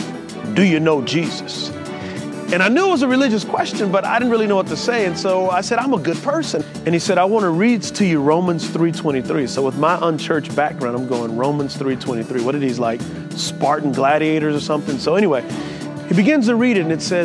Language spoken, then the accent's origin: English; San Antonio, Texas, United States; I grew up in San Antonio, Texas